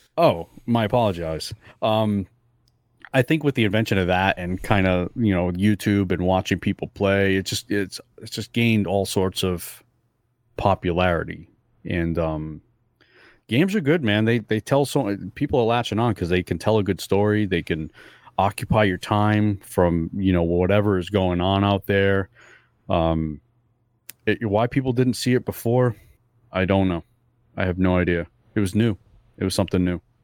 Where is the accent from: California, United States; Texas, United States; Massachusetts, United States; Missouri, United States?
Massachusetts, United States; Fall River; English is a second language; Fall River is actually where I grew up